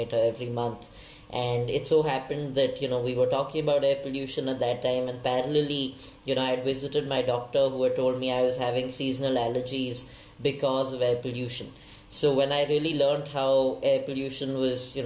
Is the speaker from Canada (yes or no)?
no; Delhi, India; been born and raised in Delhi